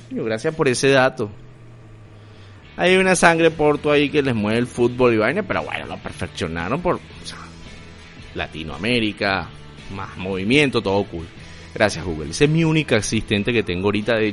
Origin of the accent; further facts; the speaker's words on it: Venezuela; moved away; También a todos los venezolanos a vivir por haber, porque yo soy venezolano, luso descendiente, y van a poder vacilar de la misma manera. Este es un podcast para el mundo.